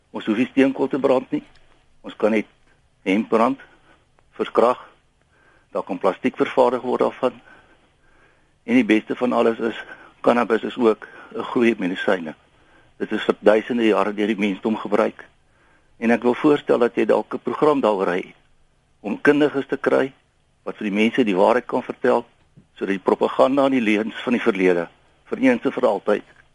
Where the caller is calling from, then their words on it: Somerset West, Western Cape, South Africa; uh goeiemôre Lenet … van Somerset Wes.